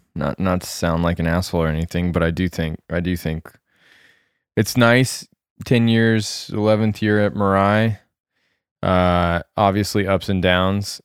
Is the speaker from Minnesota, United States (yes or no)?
no; Colorado, United States; moved away; growing up in Colorado, although I grew up in the middle of the Rockies